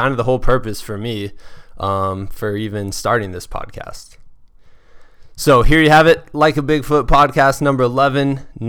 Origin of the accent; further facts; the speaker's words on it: Muscatine, Iowa, United States; She is the only other ultra runner I know from my hometown of Muscatine, Iowa.